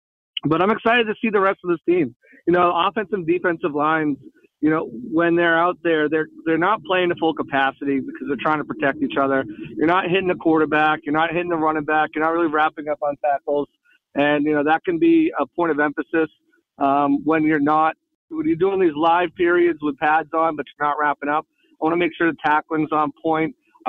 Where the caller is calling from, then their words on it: Florida, United States; 813, it's me